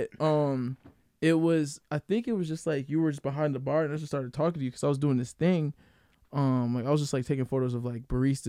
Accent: Grand Rapids, Michigan, United States; I was born and raised here in Grand Rapids, actually moving soon out of here, but not too far, you know, going to Chicago

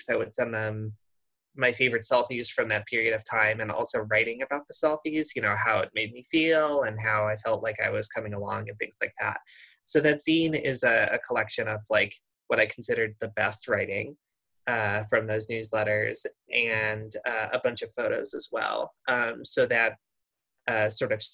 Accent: Midwest, United States; I grew up in the Midwest

